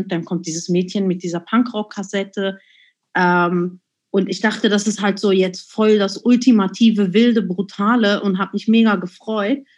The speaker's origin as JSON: {"language": "German", "region": "Zurich", "country": "Switzerland", "tie": "born or raised there", "said": "Und ich bin ja in der Agglomeration von Zürich groß geworden. Äh, Seebach hieß das Kaff"}